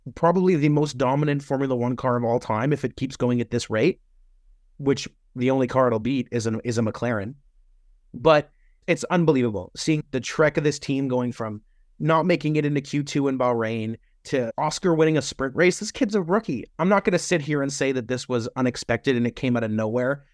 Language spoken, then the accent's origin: English; Canada; As a Canadian